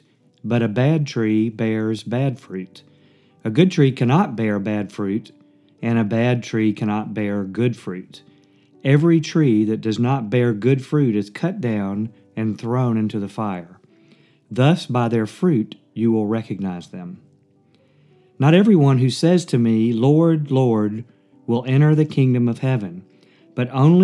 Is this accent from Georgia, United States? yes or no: yes; Atlanta, Georgia, United States; moved away as an adult; now in Birmingham, United States; I grew up in Atlanta with my parents